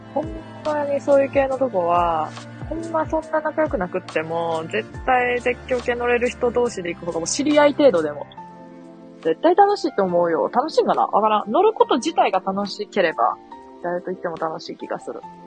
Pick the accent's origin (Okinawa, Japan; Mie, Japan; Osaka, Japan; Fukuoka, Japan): Mie, Japan; accent: Mie dialect; 三重県やからさ